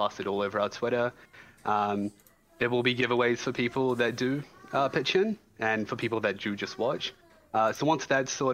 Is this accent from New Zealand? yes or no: yes; New Zealand; also born or lived in Iran; I am a Kiwi